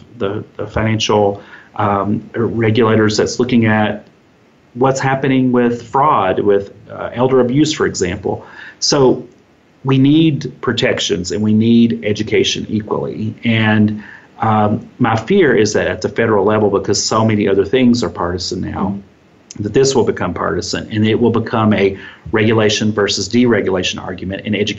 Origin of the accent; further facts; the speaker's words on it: Kentucky, United States; my home state of Kentucky